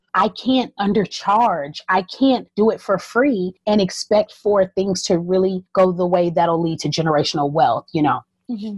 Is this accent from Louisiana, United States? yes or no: no; Southeast Texas, United States; also born or lived in North Carolina; growing up in Southeast Texas and even growing up part of the time in North Carolina